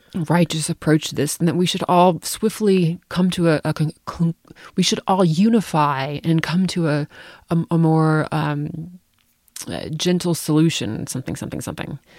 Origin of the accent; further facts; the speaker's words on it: United States; I have to travel abroad as an American.